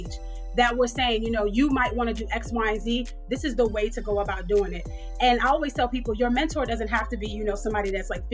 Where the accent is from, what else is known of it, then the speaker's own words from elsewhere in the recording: New York City, New York, United States; now in Atlanta, United States; So I grew up in New York. I grew up in Queens, New York